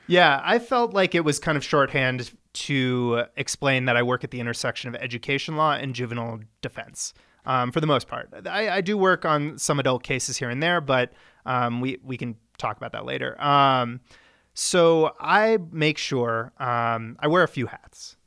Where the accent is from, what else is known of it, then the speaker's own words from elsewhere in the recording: Centennial, Colorado, United States; also born or lived in Littleton / Ann Arbor / China / Chicago; I was born in Littleton, uh, raised in Centennial